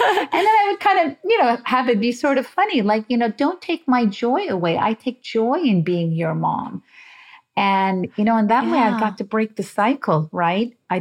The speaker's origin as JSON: {"language": "English", "town": "Las Vegas", "region": "Nevada", "country": "United States", "tie": "born or raised there", "also_born_or_lived": "Beirut, Lebanon", "said": "I grew up in Las Vegas because my father was in the casino business"}